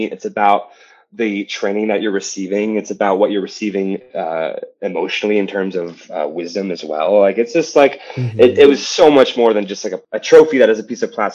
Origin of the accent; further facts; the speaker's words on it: Penn Hills, Pennsylvania, United States; also born or lived in Ohio; I grew up in Penn Hills, which is like a smaller town, like 20 minutes from Pittsburgh